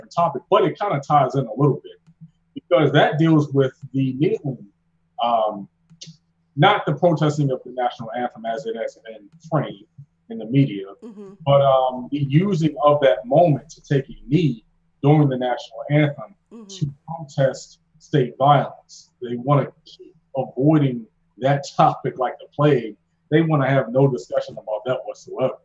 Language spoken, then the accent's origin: English; Baltimore, Maryland, United States; now in North Carolina, United States; I'm from Baltimore, like originally. I don't know if people hear it in my accent. I've been down here in Dagwood, North Carolina for so long.